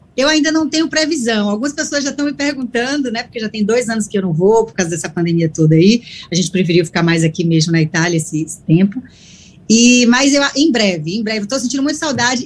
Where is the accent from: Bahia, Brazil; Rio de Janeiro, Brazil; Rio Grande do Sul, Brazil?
Bahia, Brazil; Salvador; now in Italy; Dar bom dia aos meus conterrâneos, eu sou de Salvador